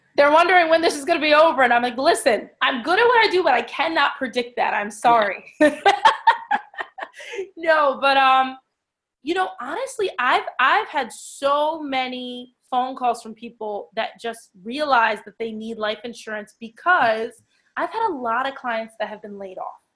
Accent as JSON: {"language": "English", "town": "Ewing", "region": "New Jersey", "country": "United States", "tie": "born or raised there", "said": "So I'm from Ewing, New Jersey, born and raised."}